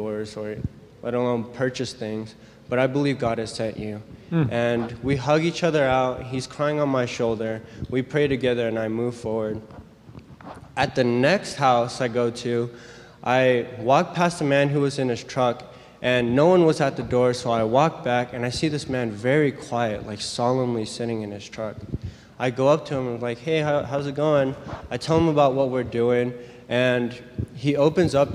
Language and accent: English; California, United States; I'm from California